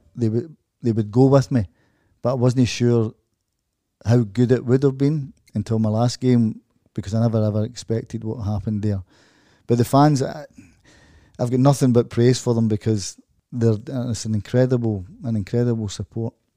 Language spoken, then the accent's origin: English; Glasgow, Scotland, United Kingdom; moved away as an adult; also born or lived in Dortmund; as a Glaswegian person